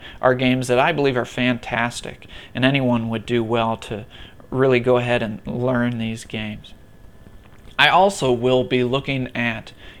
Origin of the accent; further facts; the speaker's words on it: Minnesota, United States; now in Buffalo, United States; I'm originally from Minnesota